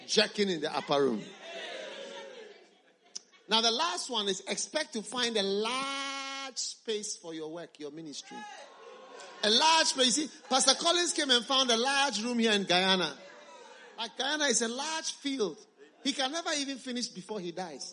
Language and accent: English; Ghana; We come from Ghana